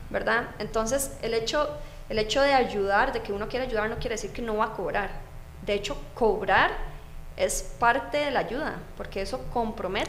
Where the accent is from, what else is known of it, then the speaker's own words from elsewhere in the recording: Moravia, San José, Costa Rica; yo soy de Moravia, tenía que trasladarme hasta San Joaquín de Flores en bus